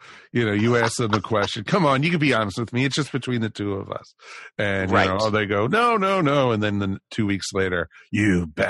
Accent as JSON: {"language": "English", "country": "United States", "tie": "born or raised there", "also_born_or_lived": "New Jersey", "said": "I grew up outside of Washington, D.C."}